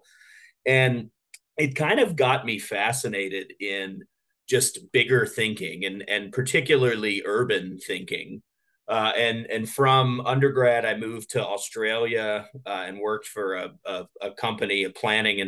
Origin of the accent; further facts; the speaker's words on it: Baton Rouge, Louisiana, United States; I grew up in Louisiana in a very typical sort of suburban fabric